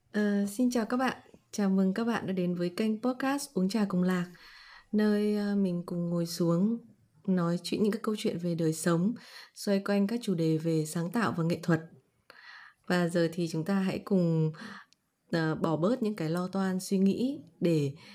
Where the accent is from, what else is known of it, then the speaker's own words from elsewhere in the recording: Vietnam; mình là người Việt Nam